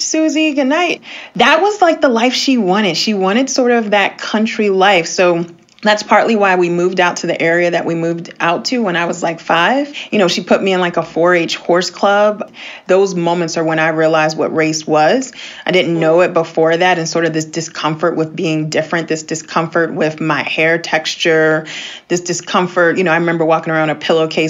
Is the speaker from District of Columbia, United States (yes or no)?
yes; Washington, District of Columbia, United States; We grew up in the Washington, D.C. area